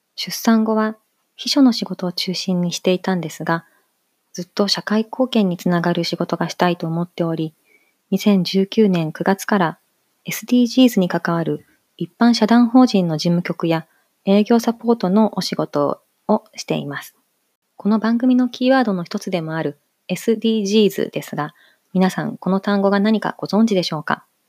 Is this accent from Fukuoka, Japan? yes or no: no; Hiroshima, Japan; moved away as an adult; also born or lived in Singapore / Malaysia; now in Tokyo, Japan; 三姉妹の三女として広島市内で生まれ育ちました